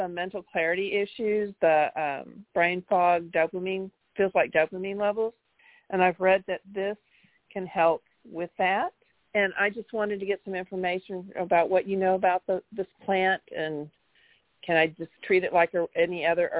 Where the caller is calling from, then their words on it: Houston, Texas, United States; I'm calling from Houston, Texas.